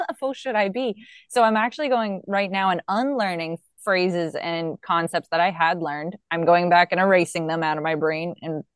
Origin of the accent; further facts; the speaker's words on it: United States; as an American